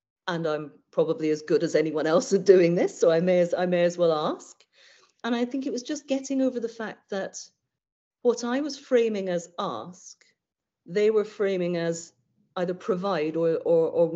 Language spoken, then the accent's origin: English; United Kingdom; We're terribly British